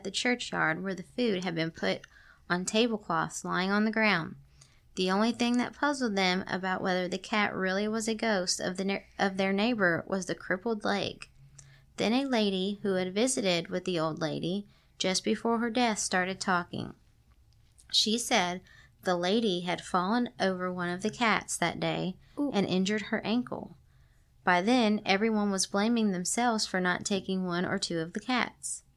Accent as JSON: {"language": "English", "region": "Kentucky", "country": "United States", "said": "We're from Kentucky"}